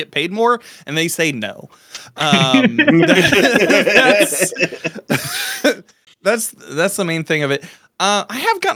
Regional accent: Midwest, United States; I grew up in the Midwest

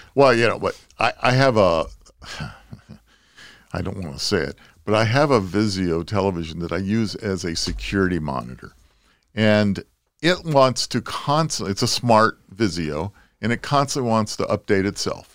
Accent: Southern California, United States; growing up in Southern California

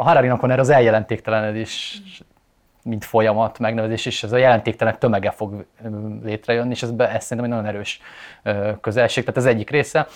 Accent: Eastern Hungary, Hungary; azért picit keleti vagyok, de nem annyira

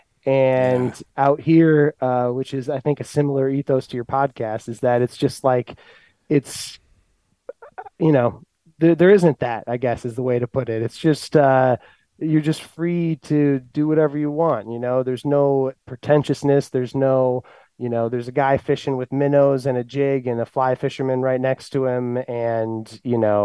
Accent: northern Illinois, United States; moved away as an adult; also born or lived in Colorado / South Dakota / Montana; I grew up here in Illinois, northern Illinois.

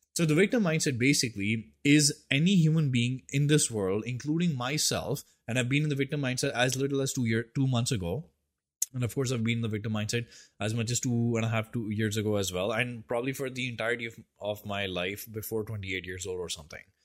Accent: India; I'm an Indian

